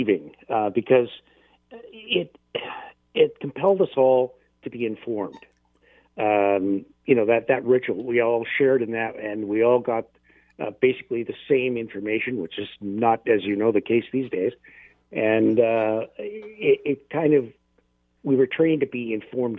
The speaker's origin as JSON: {"language": "English", "town": "London", "region": "Ontario", "country": "Canada", "tie": "born or raised there", "lives_now": "Hamilton, Canada", "said": "my hometown of London"}